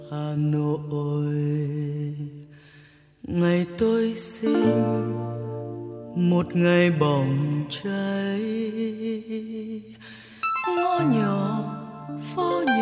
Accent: Hanoi, Vietnam; Tôi không sinh ra ở Hà Nội nhưng mảnh đất ấy đã nuôi dưỡng tuổi thơ tâm hồn và giọng hát của tôi

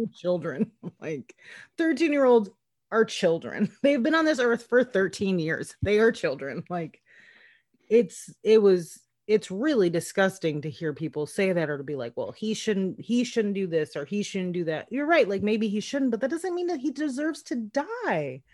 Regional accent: Minnesota, United States; I'm from Minnesota

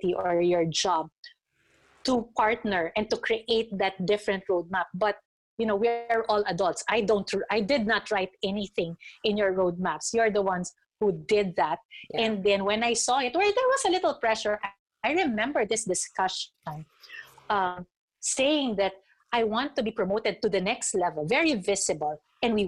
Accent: Philippines; being a Filipino

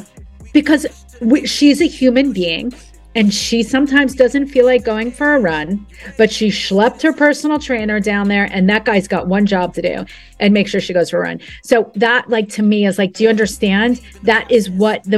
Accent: New Jersey, United States; I'm from Jersey.

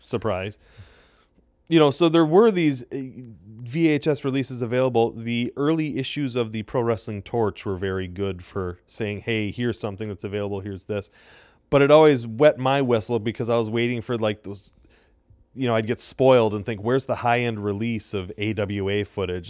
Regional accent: Janesville, Wisconsin, United States; in my hometown

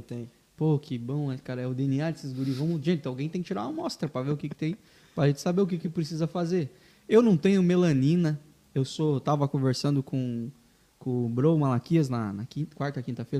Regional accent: interior of Paraná, Brazil; now in Joinville, Brazil; eu sou paranaense, né? Vim lá do, do interior do Paraná

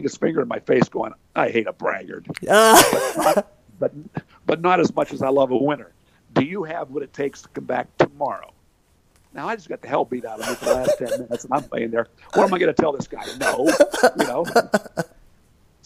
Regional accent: Hollidaysburg, Pennsylvania, United States; my hometown of Hollidaysburg, Pennsylvania

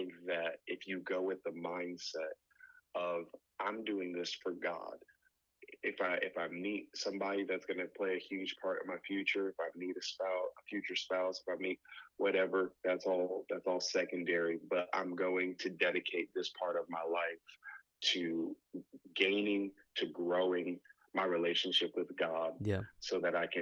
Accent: Connecticut, United States; moved away as an adult; I'm originally from Connecticut, went to IBC, met my wife, and then I came and started working with a pastor here

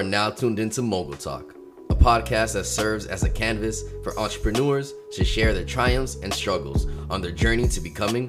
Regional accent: New York City, New York, United States; I am a Queens boy

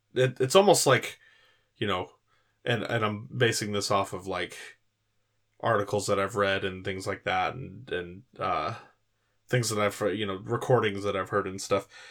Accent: California, United States; growing up in California

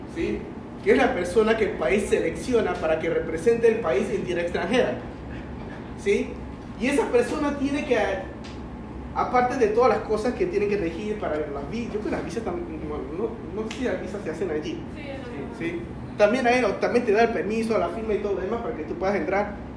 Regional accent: China; now in Panama; mi pasaporte es chino porque nací en China. Llegué a Panamá, ¿sí? cuando era jovencito

